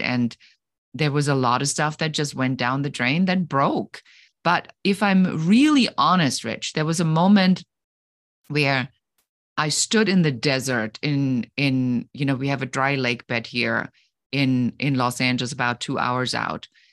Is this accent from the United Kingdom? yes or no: no; Germany; moved away; I come originally from Germany, where we take things extremely seriously